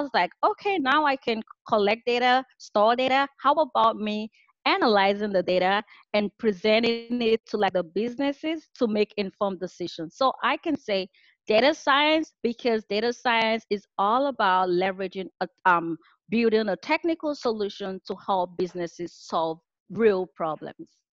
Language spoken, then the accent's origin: English; Nigeria; moved away as an adult; now in California, United States; I am originally from Nigeria and I moved out to the US for my master's program in computer and information systems. I live in California